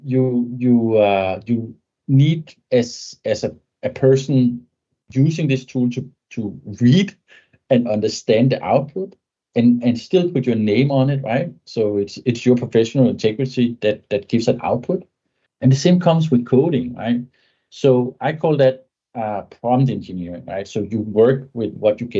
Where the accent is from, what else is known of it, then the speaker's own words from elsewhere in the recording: Denmark; first language Danish; English is a second language; So my native tongue is Danish, but my business language is English.